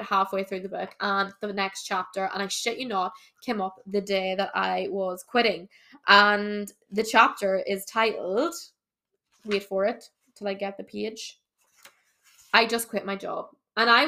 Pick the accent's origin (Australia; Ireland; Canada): Ireland; I'm from Ireland, obviously.